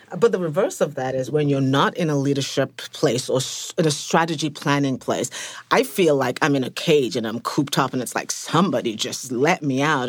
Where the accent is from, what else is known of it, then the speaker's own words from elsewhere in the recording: England, United Kingdom; moved away as an adult; now in United States; from England. I've been in America for about twenty years